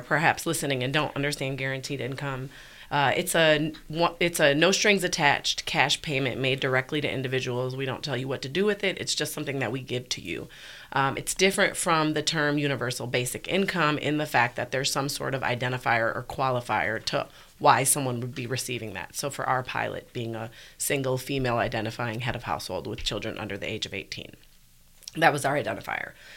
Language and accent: English; Milwaukee, Wisconsin, United States; moved away as an adult; also born or lived in Dubuque, Iowa; now in Birmingham, United States; I grew up in Milwaukee, Wisconsin